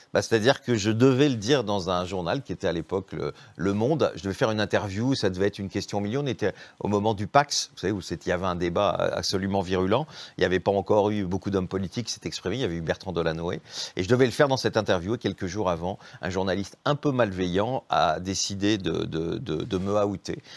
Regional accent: Béthune, Hauts-de-France, France; born or raised there; now in Paris, France

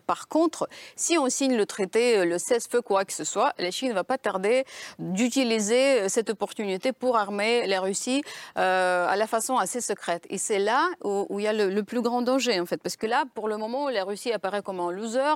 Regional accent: Ukraine; now in Paris, France; Comme Ukrainienne

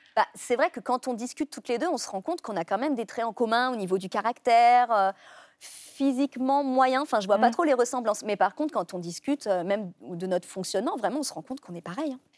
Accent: Brittany, France; j'ai grandi en Bretagne avec mes parents

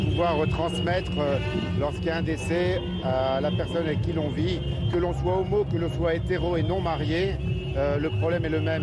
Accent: Nord, Hauts-de-France, France; je suis originaire du Nord et j'habitais donc une petite ville

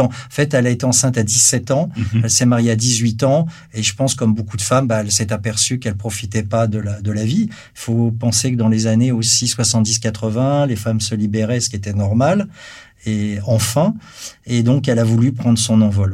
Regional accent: Versailles, Île-de-France, France; je suis né à Versailles, donc dans une famille bourgeoise, dans les années 1962

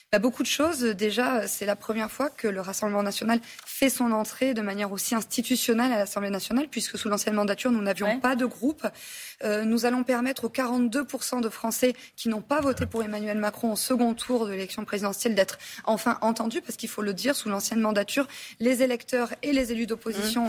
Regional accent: France

